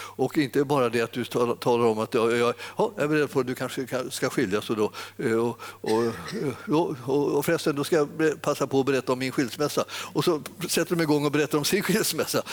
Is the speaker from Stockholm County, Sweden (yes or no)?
yes; Stockholm area, Stockholm County, Sweden; jag har vuxit upp här i, i Stockholmstrakten